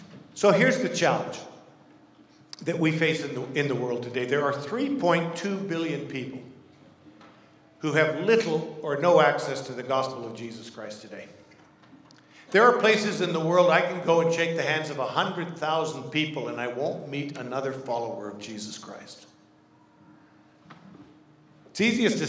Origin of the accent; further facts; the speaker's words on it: Kenya; moved away as an adult; also born or lived in Zimbabwe / Vancouver, Canada / Toronto, Canada; now in Ottawa, Canada; I grew up in Kenya, East Africa, born, raised, all my education